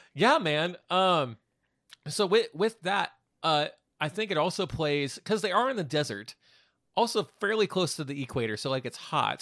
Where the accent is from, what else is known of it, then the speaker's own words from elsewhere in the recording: Wichita, Kansas, United States; we're from Wichita